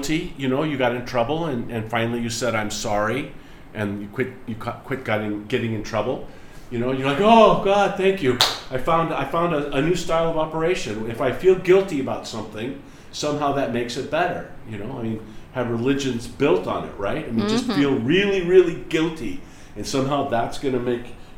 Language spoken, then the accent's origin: English; United States; the way that I was raised in America